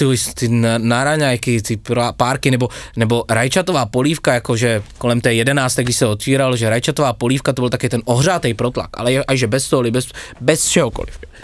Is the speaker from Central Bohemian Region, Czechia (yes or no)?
no; Brno, South Moravian Region, Czechia; moved away as an adult; now in Bratislava, Slovakia; Asi 30 km od Brna z také malé vesničky, ale taková moje domovina je Brno